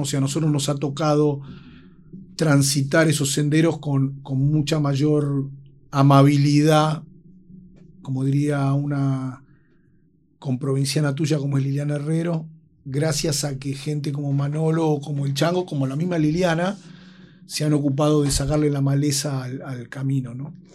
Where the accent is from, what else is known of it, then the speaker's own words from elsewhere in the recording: Buenos Aires, Argentina; el lugar donde yo crecí y viví es Buenos Aires